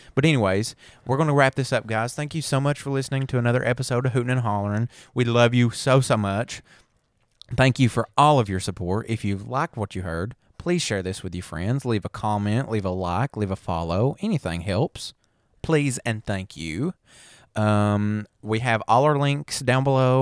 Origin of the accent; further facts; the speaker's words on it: the South, United States; we're from the South. We sound like a bunch of damn hicks.